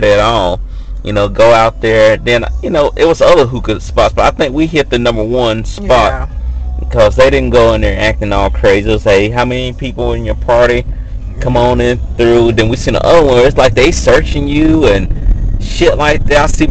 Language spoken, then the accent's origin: English; the South, United States; moved away; I'm from the South